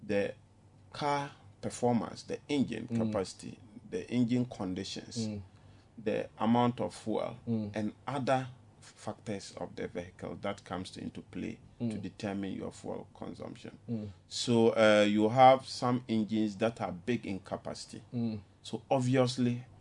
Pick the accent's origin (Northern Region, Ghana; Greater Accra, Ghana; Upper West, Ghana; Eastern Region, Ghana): Upper West, Ghana; Wa; my hometown, Wa